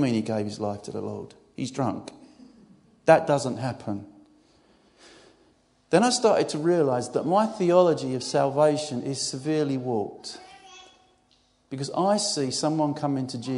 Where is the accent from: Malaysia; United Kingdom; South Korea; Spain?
United Kingdom; Essex, East of England; I'm from Essex